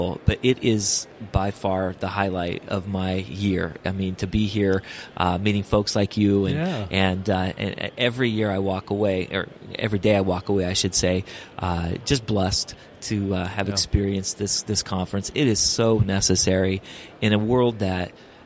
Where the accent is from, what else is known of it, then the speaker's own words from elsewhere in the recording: Orange County, California, United States; I'm from Orange County, California